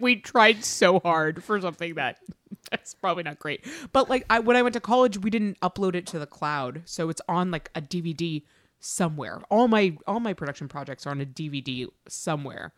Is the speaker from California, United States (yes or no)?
no; Massachusetts, United States; moved away; we grew up there, and then we went to college there, and we went to high school there